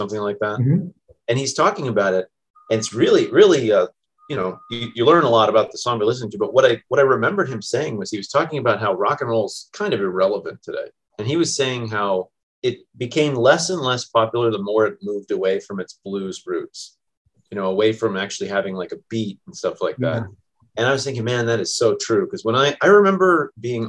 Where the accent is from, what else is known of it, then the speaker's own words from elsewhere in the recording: Northern Virginia, United States; Northern Virginia where I grew up.